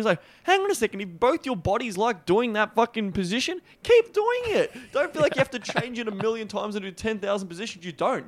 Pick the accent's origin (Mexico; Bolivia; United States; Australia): Australia; accent: Australian; my weird Australian accent